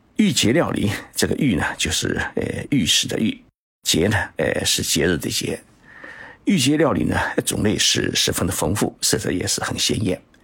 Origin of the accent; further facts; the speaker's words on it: Zhoushan, Zhejiang, China; moved away; 我的老家是在舟山市沈江岷港